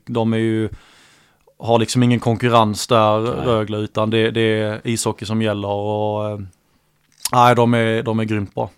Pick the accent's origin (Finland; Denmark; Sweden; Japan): Sweden; Jonstorp, Skåne; also born or lived in Helsingborg; Jag är född i Helsingborg men mina föräldrar flyttar ju ja, direkt till Jonstorp. Det är en liten by eh, ja, en bit utanför.